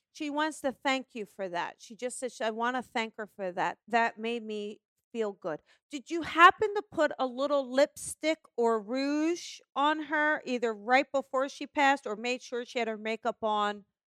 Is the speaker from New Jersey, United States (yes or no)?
yes; New Jersey, United States; I'm from New Jersey